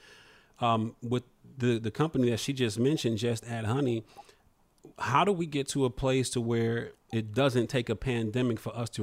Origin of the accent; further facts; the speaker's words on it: Toledo, Ohio, United States; moved away; also born or lived in Atlanta, Georgia; I grew up in the Midwest. I grew up in Toledo, Ohio